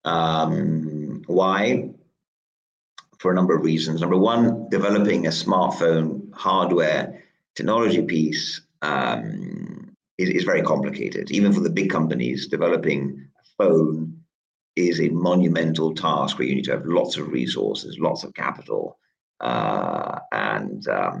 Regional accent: Italy; moved away as an adult; also born or lived in New York; now in United Kingdom; I grew up in Italy. And when I was 19, I finished high school and I came to the UK

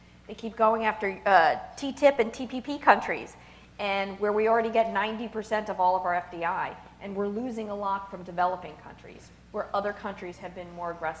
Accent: United States; being an American

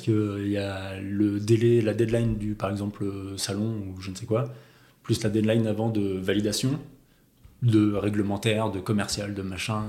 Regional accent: Auvergne-Rhône-Alpes, France; moved away as an adult; also born or lived in Paris; je suis auvergnat

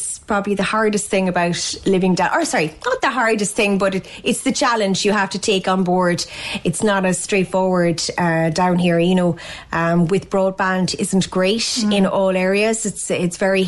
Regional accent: West Kerry, Munster, Ireland; moved away as an adult; now in Ballydehob, Ireland; I come from West Kerry, a place called Annascoil

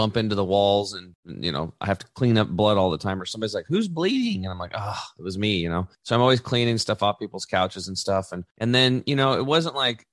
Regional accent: La Grande, Oregon, United States; in Eastern Oregon in my hometown, LeGrand

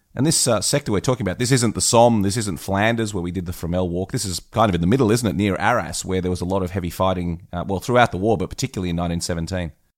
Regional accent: Australia; being an Aussie myself

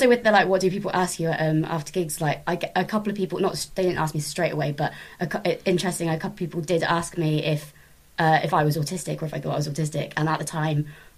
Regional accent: Swindon, South West England, United Kingdom; also born or lived in Plymouth; I was from Swindon, and then I was, I started open micing in Plymouth, and then moved back to Swindon

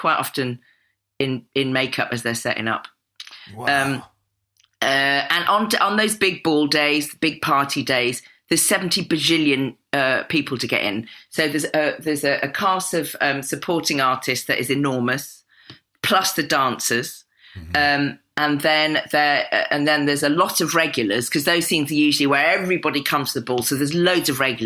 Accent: Cotswolds, South West England, United Kingdom; as a little black kid growing up in the Cotswolds in the 60s

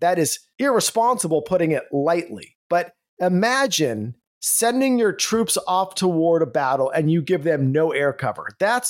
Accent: California, United States; moved away as an adult; now in Texas, United States; I am from California, now in Texas. So in California, I was born and raised, served in law enforcement out there, raised my family, and it was at once the state of Reagan.

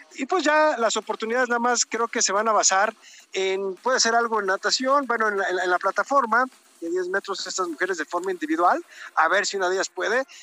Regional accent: Mexico; por ser mexicanos

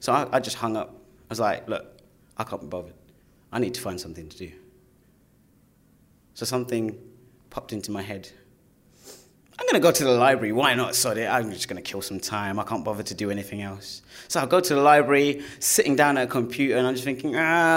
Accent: London, United Kingdom; I was your stereotypical young black kid growing up in East London.

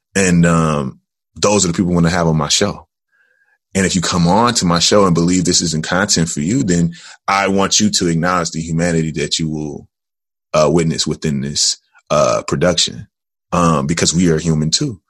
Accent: Jackson, Tennessee, United States; now in Chicago, United States; I am originally from Jackson, Tennessee

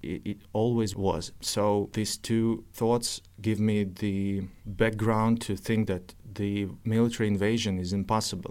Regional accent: Novosibirsk, Novosibirsk Oblast, Russia; English is a second language; also born or lived in Kyiv, Ukraine; now in Ukraine; I was born in Novosibirsk, Russia

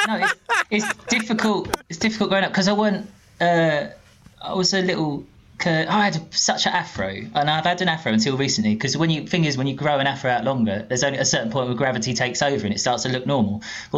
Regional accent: Tilbury, East of England, United Kingdom; also born or lived in Orsett / Stanford-le-Hope; I lived in the pub in the middle of all these different towns. And then Tilbury, and then sort of my teenage years in Tilbury Town.

